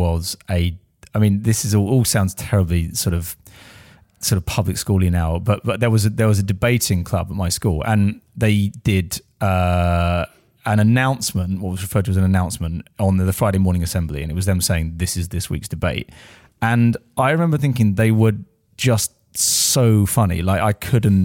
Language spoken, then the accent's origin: English; Essex, East of England, United Kingdom; An Essex boy, yeah, I am. Yeah, I'm from Rittle.